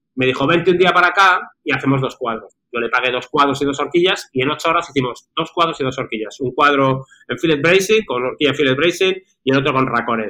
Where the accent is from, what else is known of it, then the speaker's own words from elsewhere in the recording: Madrid, Community of Madrid, Spain; ahora, resido en Madrid, soy original también de Madrid.